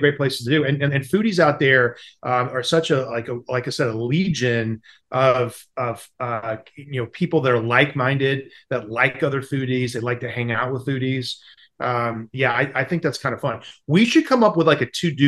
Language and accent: English; the South, United States; I grew up in the South